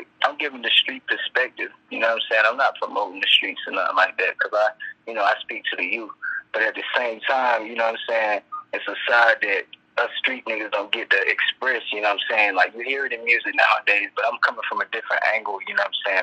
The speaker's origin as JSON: {"language": "English", "town": "Smithfield", "region": "North Carolina", "country": "United States", "said": "I'm from Smithfield, North Carolina, Johnson County, Joco"}